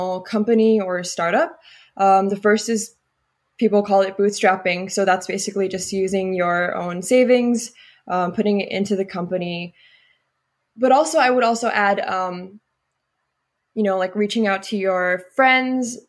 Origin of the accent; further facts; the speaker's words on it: South Korea; moved away as an adult; now in Berkeley, United States; I grew up in Korea